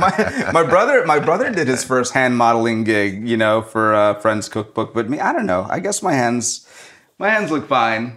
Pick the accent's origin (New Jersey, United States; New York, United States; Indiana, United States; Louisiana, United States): Louisiana, United States; New Orleans; moved away; so that's where I'm from. I'm from New Orleans, and I think when you grow up there